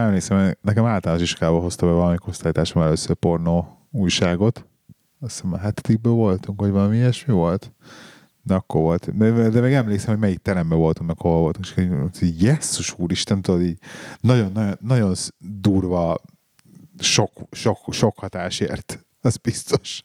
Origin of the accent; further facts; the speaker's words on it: Hungary; moved away; also born or lived in England; ezért költöztünk haza